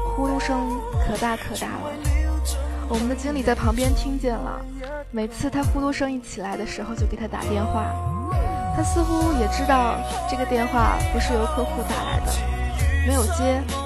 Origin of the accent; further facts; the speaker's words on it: Fujian, China; now in Beijing, China; 作为福建人，在中国的帝都